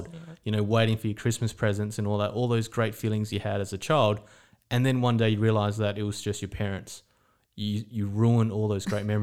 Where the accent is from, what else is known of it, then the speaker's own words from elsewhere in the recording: Australia; now in Estonia; But because I grew up in Australia, we say good morning, we say hello, we talk to strangers.